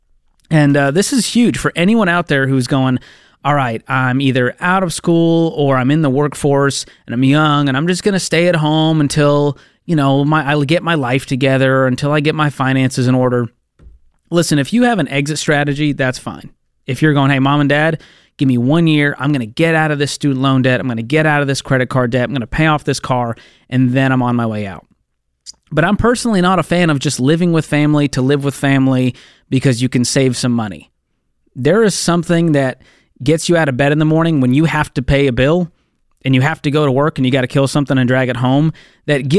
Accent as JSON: {"language": "English", "town": "Boston", "region": "Massachusetts", "country": "United States", "tie": "born or raised there", "also_born_or_lived": "Mobile, Alabama", "moved": "as an adult", "said": "I moved out of my parents' home at 20 years old, and I moved across the country from Boston to Mobile, Alabama."}